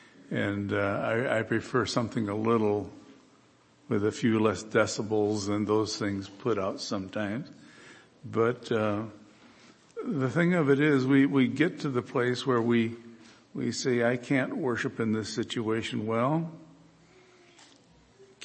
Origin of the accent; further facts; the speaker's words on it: Michigan, United States; moved away as an adult; also born or lived in Kansas; I grew up in Michigan and I've pastored in Kansas for 10 years